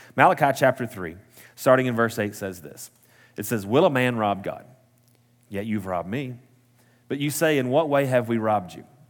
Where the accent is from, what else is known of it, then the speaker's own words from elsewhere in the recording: Post, Texas, United States; also born or lived in Midland, Texas; now in Lubbock, United States; was born and raised in Post, Texas, the big city.